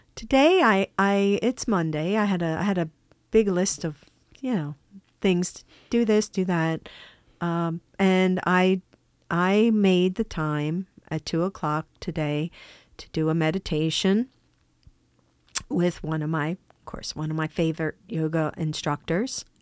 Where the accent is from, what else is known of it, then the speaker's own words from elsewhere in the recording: United States; I'm American. Yes, I'm American.